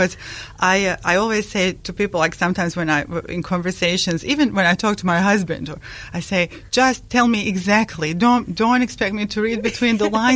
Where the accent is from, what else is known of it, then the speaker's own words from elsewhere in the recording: Bosnia & Herzegovina; first language Bosnian; English is a second language; moved away as an adult; also born or lived in Kuwait; now in Dunedin, New Zealand; I was born in a country called Yugoslavia, or that was called Yugoslavia, now called ex-Yugoslavia, and in Bosnia and Herzegovina. So my country is Bosnia and Herzegovina